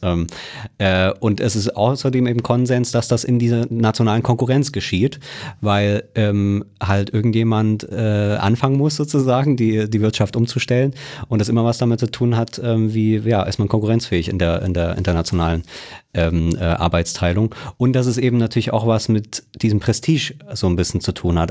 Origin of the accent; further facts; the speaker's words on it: Germany; wir Deutschen